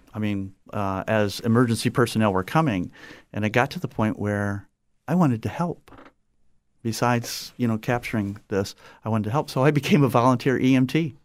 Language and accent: English; Napoleon, Ohio, United States; moved away as an adult; also born or lived in Trenton, New Jersey / Southwest Florida; now in Fort Myers, United States; I grew up in Ohio. We moved there, uh, from Trenton, New Jersey at the age of three. And so I spent, you know, the next thirty-seven years in Ohio in a small little town called Napoleon